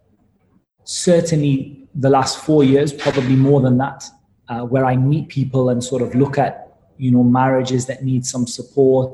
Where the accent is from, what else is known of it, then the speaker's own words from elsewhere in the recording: Newcastle upon Tyne, North East England, United Kingdom; I was born in Newcastle in the UK